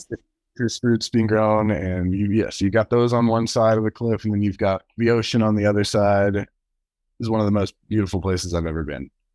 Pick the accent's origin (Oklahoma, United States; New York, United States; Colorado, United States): Colorado, United States; Durango; also born or lived in Texas; I've lived in, uh, Colorado pretty much as long as I can remember, in Durango